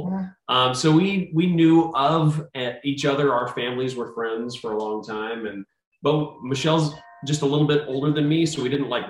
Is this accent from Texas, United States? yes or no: yes; San Antonio, Texas, United States; I was born and raised in San Antonio, Texas.